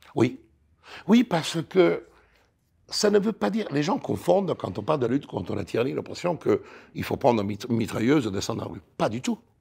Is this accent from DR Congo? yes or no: no; Italy; French is a second language; moved away as an adult; now in France; j'ai quitté l'Italie